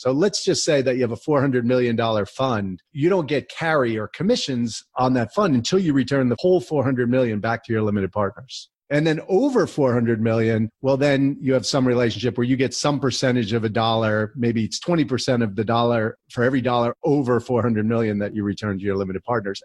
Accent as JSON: {"language": "English", "region": "New Jersey", "country": "United States", "tie": "born or raised there", "also_born_or_lived": "College Park, Maryland", "said": "I grew up in New Jersey"}